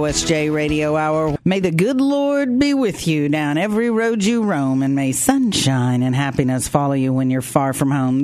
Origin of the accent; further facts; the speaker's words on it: Ada, Oklahoma, United States; I'm from Ada, so we always played Ardmore